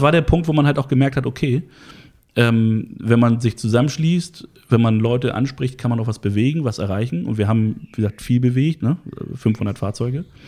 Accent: Hamburg, Germany; bin gebürtiger Harburger, also aus dem Hamburger Süden

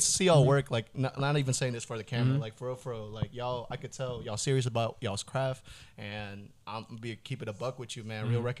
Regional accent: Houston, Texas, United States; also born or lived in Indonesia; I'm from Houston, Texas, originally from Indonesia

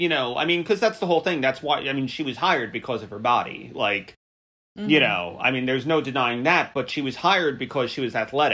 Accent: New York, United States; I'm from New York.

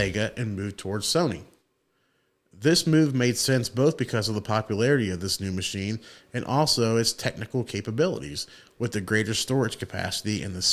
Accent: Marysville, Ohio, United States; I was born in Marysville

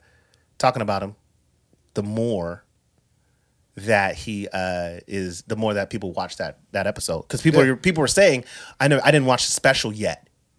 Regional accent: Florida, United States; I'm an island boy because my parents are really from Cuba. I know I'm from Florida. We understand that it's a peninsula.

